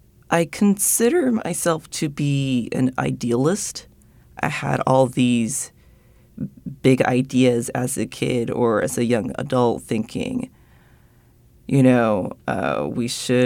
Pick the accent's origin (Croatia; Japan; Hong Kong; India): Japan; growing up in Japan and being, like, one of the very few, like, mixed-race people, like, white-passing people there growing up, yeah, it was very homogenous